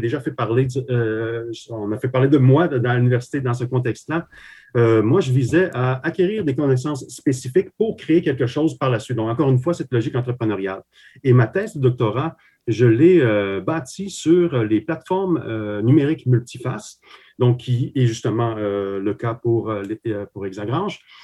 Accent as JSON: {"language": "French", "region": "Quebec", "country": "Canada", "tie": "born or raised there", "also_born_or_lived": "Slovakia", "said": "je suis arrivé au Québec euh, ben, à l'enfance, hein, carrément. Donc, j'ai effectué toutes mes, mes, écoles ici, donc à partir de 8 ans."}